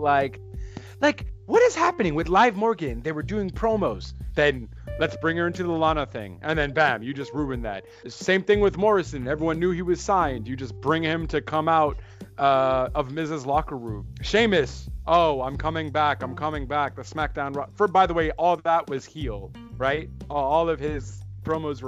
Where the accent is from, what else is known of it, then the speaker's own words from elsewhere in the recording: Montreal, Quebec, Canada; I'm also from Montreal